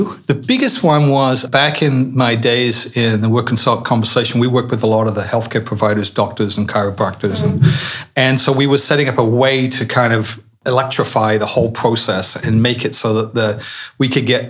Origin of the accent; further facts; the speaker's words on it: Colchester, East of England, United Kingdom; moved away; I'm from Colchester